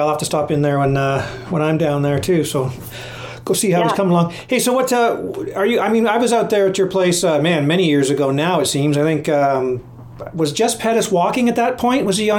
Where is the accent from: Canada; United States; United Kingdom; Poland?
Canada; we're Canadian, man.